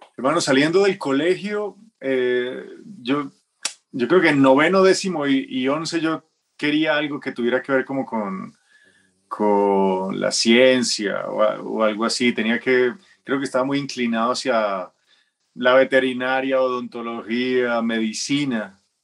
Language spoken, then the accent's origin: Spanish; Manizales, Caldas, Colombia; yo soy de Manizales. Yo nací en Manizales